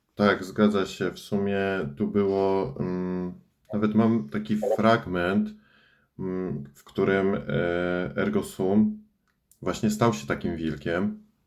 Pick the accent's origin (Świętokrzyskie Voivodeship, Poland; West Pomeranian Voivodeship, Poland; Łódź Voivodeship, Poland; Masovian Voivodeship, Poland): Świętokrzyskie Voivodeship, Poland; a village near Starachowice; W sumie pochodzę ze wsi, ale najbliższe moje miasto to jest Starachowice